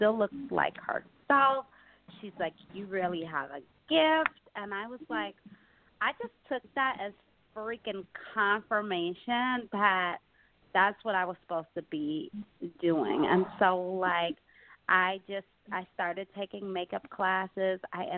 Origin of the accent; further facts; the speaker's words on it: Detroit, Michigan, United States; moved away as an adult; now in New York City, United States; I moved here from Detroit like 15 and a half years ago. Came out here for fashion school